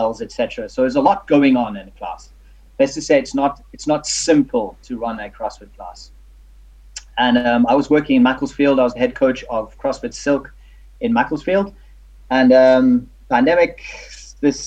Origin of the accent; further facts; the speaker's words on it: South Africa; now in United Kingdom; I'm South African